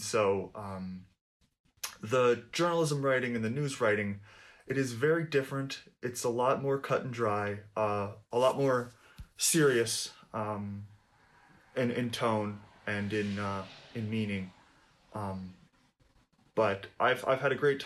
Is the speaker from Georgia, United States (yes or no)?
no; Hudson Valley area, New York, United States; also born or lived in southwestern Pennsylvania; I grew up around this area. The Hudson Valley area